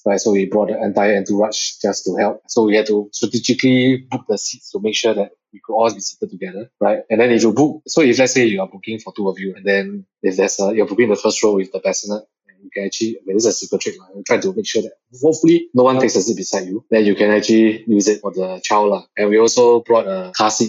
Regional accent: Singapore; being Singaporean, we all went to the army

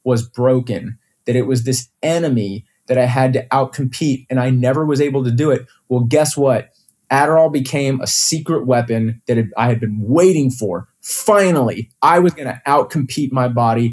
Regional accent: Houston, Texas, United States; also born or lived in Austin; we moved to Austin from Houston right before I started high school

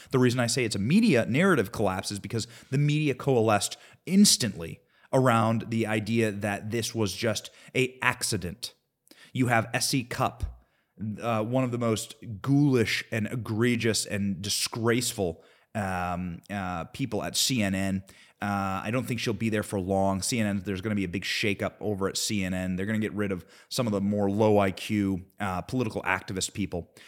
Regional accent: Cedar Rapids, Iowa, United States; I grew up in Cedar Rapids, Iowa. That is what I consider my hometown.

